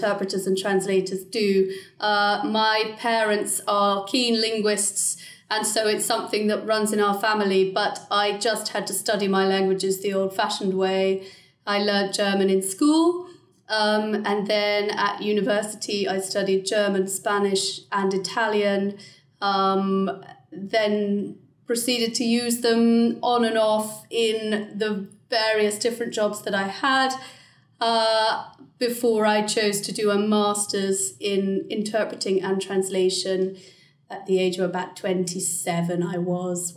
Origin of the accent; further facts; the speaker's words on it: Hampshire, South East England, United Kingdom; also born or lived in Durham; I'm from the UK. I'm from Hampshire in the south of England.